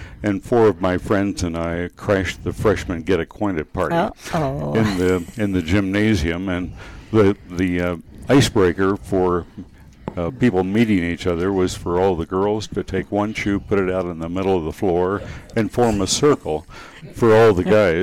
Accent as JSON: {"language": "English", "town": "McPherson", "region": "Kansas", "country": "United States", "tie": "born or raised there", "said": "growing up in my hometown, my grow-up town in McPherson, Kansas, central Kansas."}